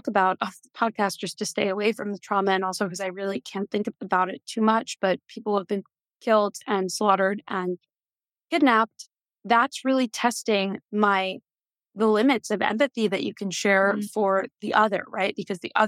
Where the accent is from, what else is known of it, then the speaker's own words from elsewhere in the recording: New York, United States; moved away as an adult; now in Tel Aviv, Israel; I was raised in New York